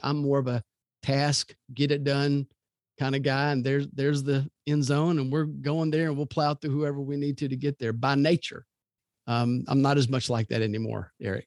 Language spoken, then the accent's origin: English; Louisville, Kentucky, United States; now in Birmingham, United States; I grew up in Louisville, and I love that city.